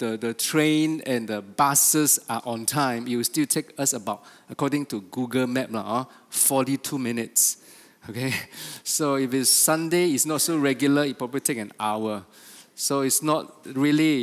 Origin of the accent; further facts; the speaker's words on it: Sabah, Malaysia; we are from Sabah